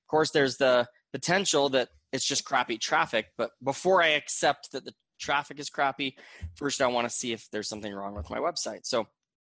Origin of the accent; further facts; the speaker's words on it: Gilbert, Arizona, United States; moved away as an adult; now in Utah, United States; I grew up in Gilbert, Arizona, from the Phoenix Valley, and moved to Utah, where I currently live, when I was about 21